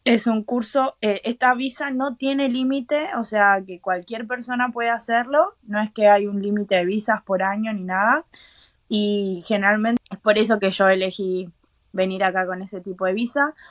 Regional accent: Argentina; moved away as an adult; now in Ireland; yo estuve en Argentina, que es de donde soy

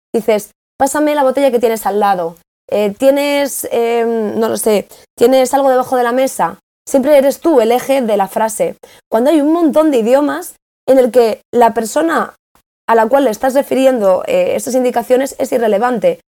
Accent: Spain; moved away as an adult; yo vengo de España

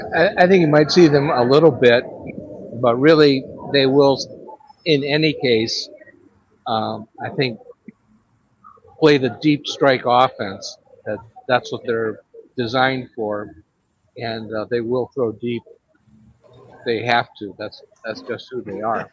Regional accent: Cleveland, Ohio, United States; moved away; growing up in Cleveland

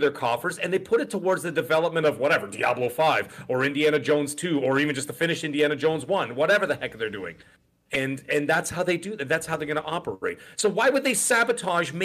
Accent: Canada; I'm Canadian

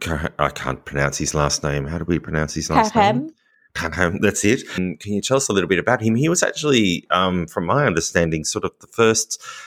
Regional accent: Australia; now in France; as an Australian, it's often a difficult thing because we have warmer weather.

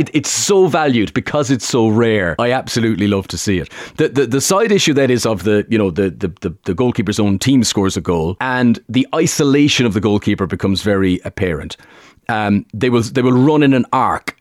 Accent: Limerick, Munster, Ireland; a strong Limerick accent where I'm from.

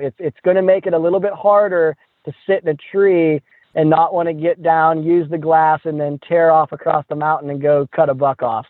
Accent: Midwest, United States; I'm from the Midwest

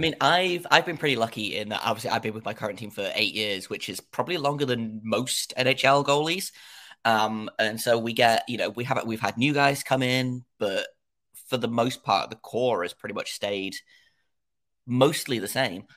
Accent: England, United Kingdom; I don't know if your listeners can tell from my accent, I am in, uh, England.

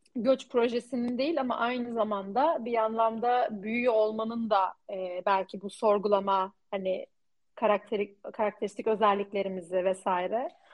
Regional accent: Turkey; moved away as an adult; burada yaşayan bir Türkiye'li olduğum için ben bir göçmenim

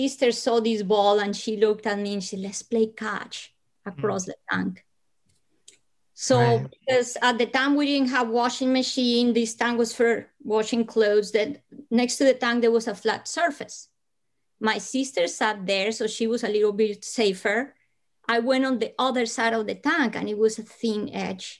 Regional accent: Bogotá, Bogotá Capital District, Colombia; because I was born in Colombia, I come from hot weather country, but I was born in Bogota, high up in the Andes.

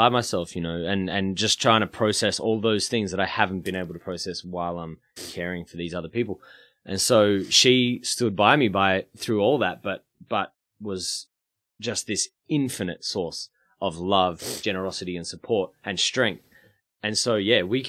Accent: Melbourne, Victoria, Australia; also born or lived in Brunswick; I grew up in Coburg

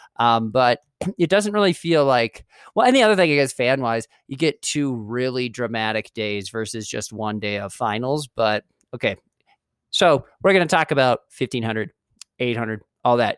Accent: Moorhead, Minnesota, United States; my hometown, Moorhead State

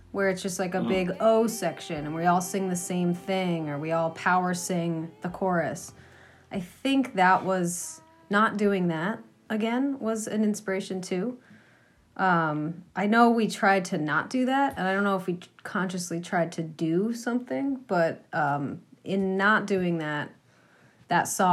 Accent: Franklin, Massachusetts, United States; also born or lived in Boston; I grew up in Franklin, Massachusetts, and moved to Boston

